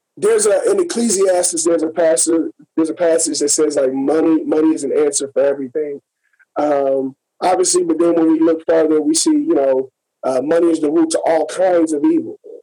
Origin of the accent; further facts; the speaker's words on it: Gary, Indiana, United States; I'm from Gary. I'm right outside of Chicago.